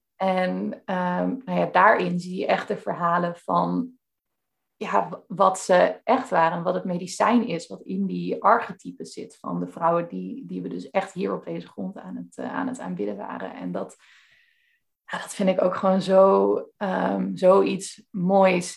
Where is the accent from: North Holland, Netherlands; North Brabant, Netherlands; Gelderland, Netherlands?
Gelderland, Netherlands; Veluwe; ik kom dus van de Veluwe ook zelf